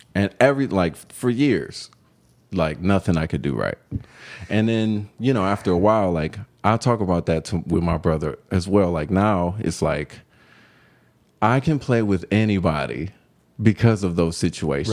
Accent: Cleveland, Ohio, United States; moved away as an adult; now in Denver, United States; growing up in Cleveland

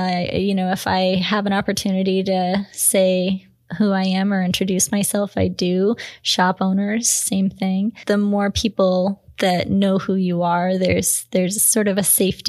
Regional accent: Washington, United States; I'm from Washington, so yeah

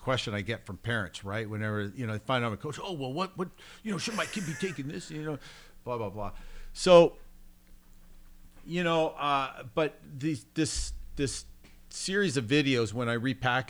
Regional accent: Canada; moved away; I come from Canada where school sports are basically dead

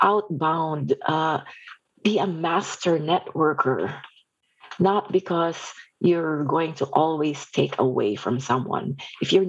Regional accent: Philippines; moved away; I was born and raised in the Philippines

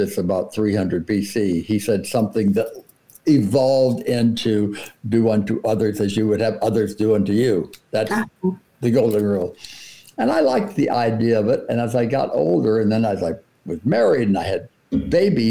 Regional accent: Coral Gables, Florida, United States; moved away; I grew up in South Florida, Coral Gables, Florida, before air conditioning

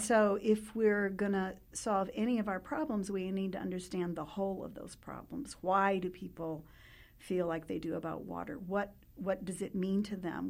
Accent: New Mexico, United States; I, uh, grew up in New Mexico, born and raised in New Mexico

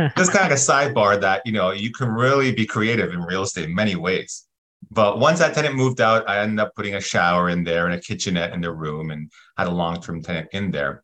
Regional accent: Toronto, Ontario, Canada; moved away as an adult; now in California, United States; I'm born and raised in Toronto

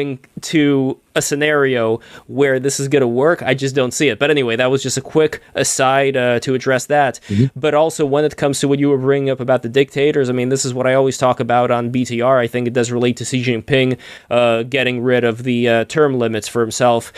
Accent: Saint Petersburg, Russia; moved away; I am originally from the USSR, I was born in St. Petersburg, Russia in 1988

